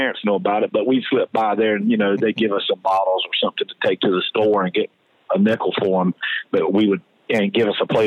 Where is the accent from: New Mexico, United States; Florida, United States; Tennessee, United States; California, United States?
Florida, United States; Jacksonville; I'm from Jacksonville, yeah. North Florida there